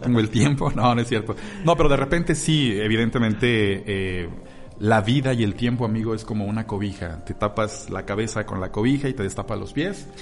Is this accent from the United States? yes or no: no; Mexico City, Mexico; Yo nací en Ciudad de México